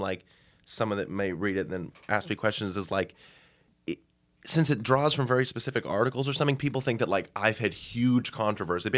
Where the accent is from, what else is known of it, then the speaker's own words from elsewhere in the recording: Hamilton, Massachusetts, United States; I'm from Boston, Massachusetts, just like 20 minutes north of there from a little town called Hamilton.